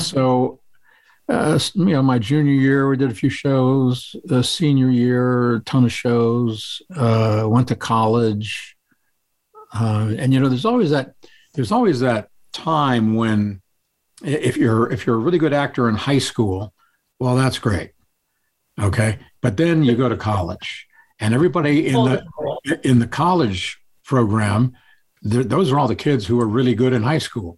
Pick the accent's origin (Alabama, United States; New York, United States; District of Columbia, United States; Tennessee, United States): District of Columbia, United States; Washington; also born or lived in Connecticut; I was born in Connecticut and raised in the Washington D.C. area, and we went overseas a couple of times with my dad's work.